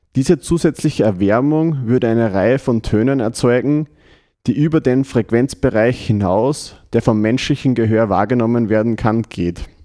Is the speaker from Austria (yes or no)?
yes; Windhaag bei Freistadt, Upper Austria, Austria; Die Musik kommt heute aus Windhag, die habe ich quasi aus meiner Heimatgemeinde mitgebracht